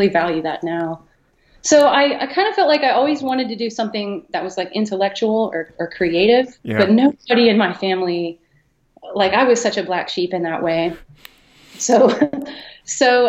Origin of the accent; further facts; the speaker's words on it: Columbus, Ohio, United States; I grew up in Columbus, Ohio